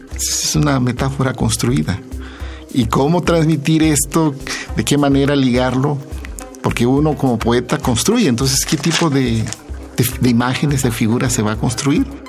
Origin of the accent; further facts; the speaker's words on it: Asunción Ixtaltepec, Oaxaca, Mexico; first language Zapotec; Spanish is a second language; El zapoteco que es mi lengua materna